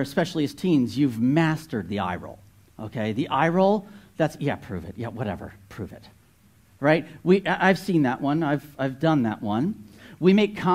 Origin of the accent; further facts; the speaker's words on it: New Jersey, United States; moved away; I grew up in North Jersey.